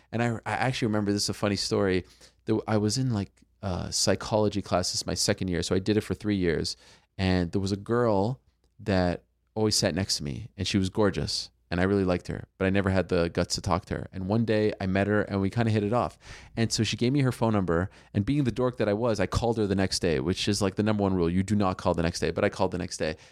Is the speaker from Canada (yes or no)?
yes; Montreal, Quebec, Canada; I grew up in Montreal